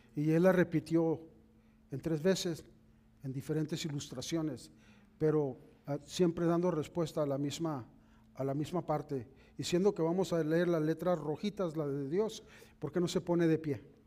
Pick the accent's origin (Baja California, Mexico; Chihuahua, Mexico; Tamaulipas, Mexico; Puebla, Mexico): Baja California, Mexico; Mexicali; moved away as an adult; cuando íbamos de visita a, la, mi tierra, a Mexicali, allá cuando íbamos de visita a la casa de mis papás